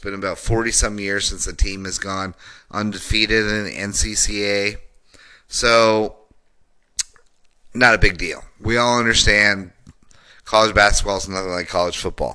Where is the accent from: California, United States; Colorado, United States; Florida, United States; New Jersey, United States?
Colorado, United States; Denver; I grew up in Denver, Colorado